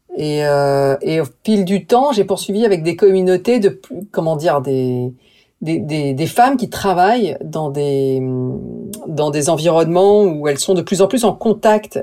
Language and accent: French; France; also born or lived in New York; en tant que française